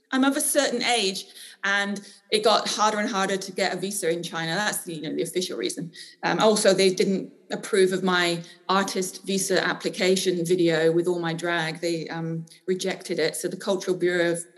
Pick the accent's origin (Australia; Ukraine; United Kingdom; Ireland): United Kingdom; the Cotswolds, South West England; moved away as an adult; also born or lived in Bristol / Shanghai / Hong Kong; now in Glasgow, United Kingdom; I was born in the Cotswolds, born in Bristol, grew up in the Cotswolds